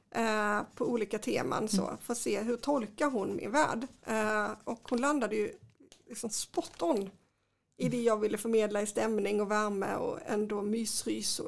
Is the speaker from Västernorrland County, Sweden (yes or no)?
no; Kristianstad, Skåne, Sweden; jag är uppvuxen i Kristianstad